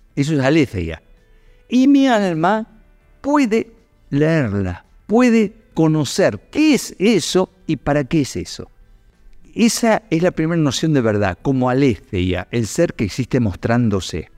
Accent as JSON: {"language": "Spanish", "town": "Luján", "region": "Buenos Aires Province", "country": "Argentina", "tie": "born or raised there", "moved": "yes", "lives_now": "Córdoba, Argentina", "said": "yo en realidad soy adoptivo cordobés, pero soy oriundo de Luján, soy bonaerense"}